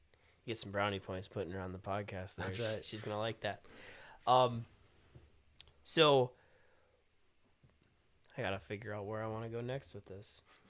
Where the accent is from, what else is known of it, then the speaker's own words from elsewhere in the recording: Wisconsin, United States; we're from Wisconsin